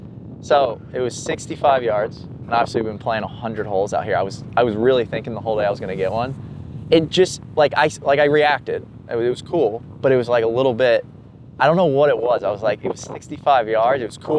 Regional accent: Pennsylvania, United States

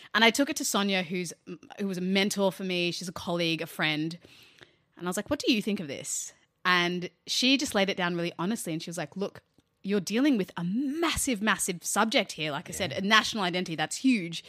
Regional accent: Australia

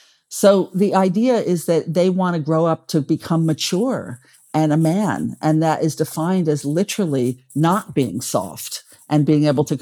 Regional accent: Paris, Île-de-France, France; born there; also born or lived in China / United Arab Emirates; I've lived in China for many years. Abu Dhabi in the United Arab Emirates, you know, in Europe. I was born in Paris.

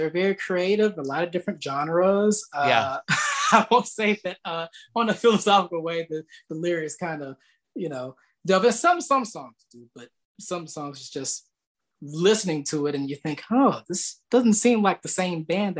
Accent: the South, United States; Well, I live down here in the South and I've been raised down here all of my life, basically.

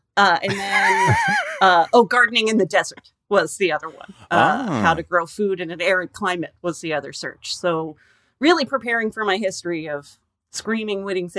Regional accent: Napa, California, United States; now in Los Angeles, United States; Yeah, no. I went to Humboldt State and I'm from Napa. I know. I came down to LA to get my water back.

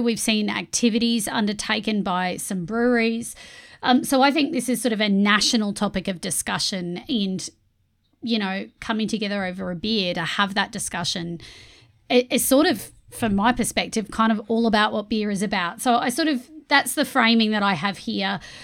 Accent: Australia; I'm an immigrant to Australia. I moved over here when I was five.

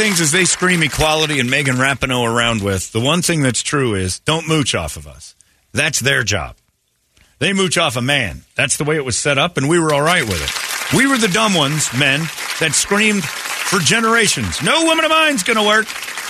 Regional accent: Virginia, United States; also born or lived in Chevy Chase, Maryland; We moved here to the United States. I'm technically from Virginia. I was born in Chevy Chase, Maryland.

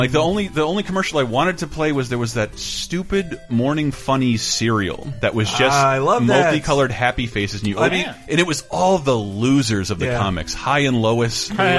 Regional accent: the South, United States; Some reason, when growing up in the South, Tweety was adopted as the like official white trash overweight lady shirt.

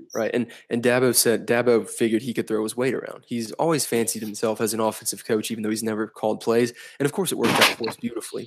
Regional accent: Columbia, South Carolina, United States; I'm from Columbia

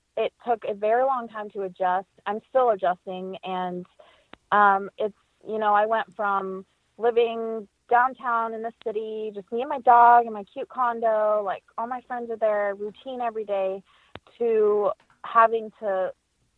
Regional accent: Las Vegas, Nevada, United States; now in Boston, United States; I grew up in Las Vegas, but I'm based in Boston

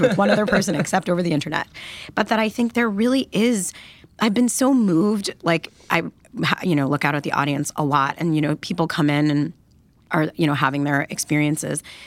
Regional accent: Detroit, Michigan, United States; I grew up in Detroit, Michigan

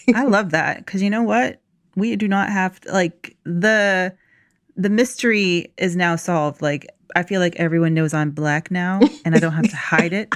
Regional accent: Locust Grove, Georgia, United States; I grew up in Locust Grove, Georgia

